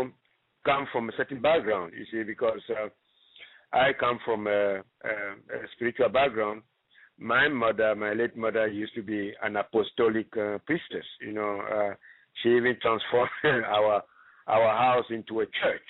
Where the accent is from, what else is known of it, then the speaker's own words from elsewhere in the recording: Ghana; now in United States; I'm originally from Ghana.